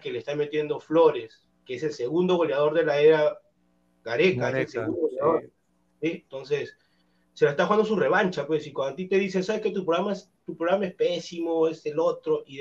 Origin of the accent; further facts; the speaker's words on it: Chincha Alta, Ica, Peru; now in Callao, Peru; natural de Chincha, pero vivo en el rico Callao, en Colonia.